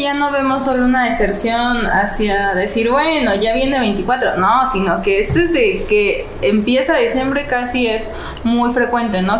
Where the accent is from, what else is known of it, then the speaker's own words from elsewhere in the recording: Guanajuato, Mexico; yo soy de Guanajuato